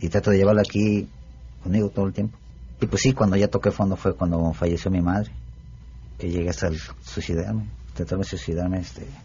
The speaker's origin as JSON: {"language": "Spanish", "region": "San Luis Potosí", "country": "Mexico", "tie": "born there", "said": "¿En el barrio de Santiago?"}